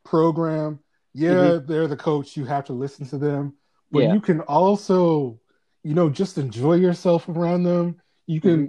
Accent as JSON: {"language": "English", "town": "Clinton", "region": "Maryland", "country": "United States", "said": "it's in PG County, Prince George's County"}